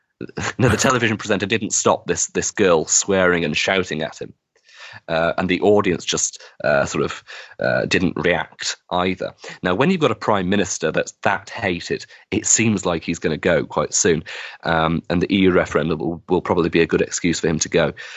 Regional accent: Wigan, North West England, United Kingdom; my hometown of Wigan

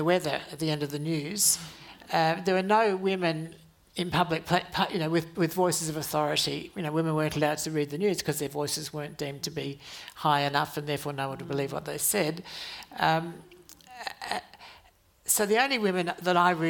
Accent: Adelaide, South Australia, Australia; when I was growing up in Adelaide

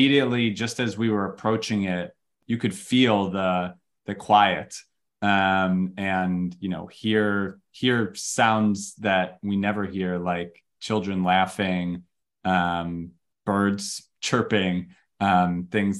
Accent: Chicago, Illinois, United States; moved away; I was born in Chicago

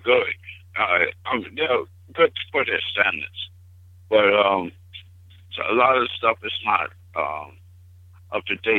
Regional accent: Jackson, Mississippi, United States; moved away; also born or lived in Long Beach; Well, I'm from I was born in Jackson, Mississippi, back in the 50s, and when segregation and everything. I'm 62 years old

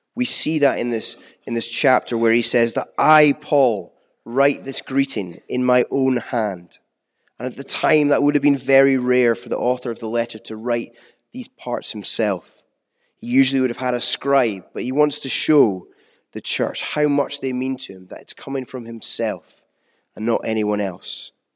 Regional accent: United Kingdom; as a British people

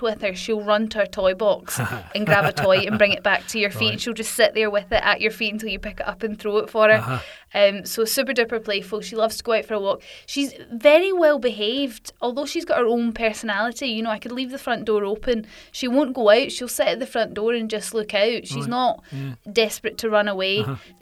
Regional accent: Glasgow, Scotland, United Kingdom; moved away as an adult; also born or lived in London; I'm from Glasgow originally

